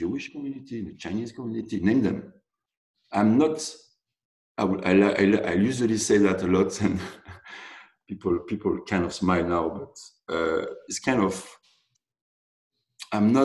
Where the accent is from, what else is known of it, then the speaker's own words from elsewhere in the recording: Côte d’Ivoire; now in Montreal, Canada; I'm from the Ivory Coast.